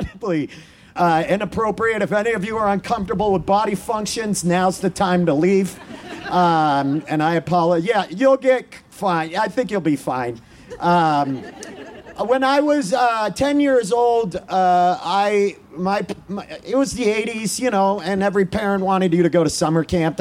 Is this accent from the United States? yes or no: yes; Maine, United States; I grew up in Maine